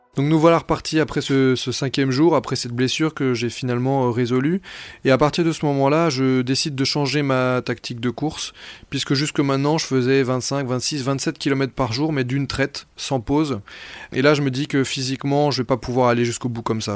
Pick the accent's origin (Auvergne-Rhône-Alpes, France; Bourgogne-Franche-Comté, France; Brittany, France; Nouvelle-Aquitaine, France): Brittany, France; moved away; je suis breton d'origine